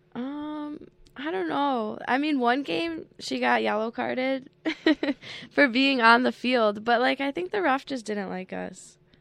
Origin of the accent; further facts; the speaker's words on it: Hamburg, New York, United States; It was close to my home because I'm from Hamburg, so I'm only, like, twenty minutes away.